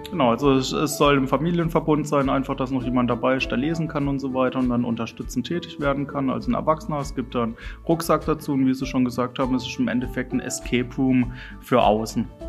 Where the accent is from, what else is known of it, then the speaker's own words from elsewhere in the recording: Freiburg, Baden-Württemberg, Germany; moved away as an adult; also born or lived in Oberwolfach; komme gebürtig aus Freiburg